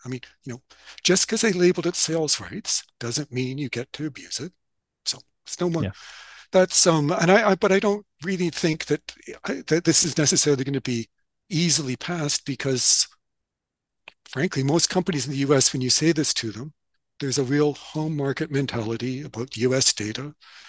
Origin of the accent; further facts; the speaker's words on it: Canada; So, and I speak that as a Canadian publisher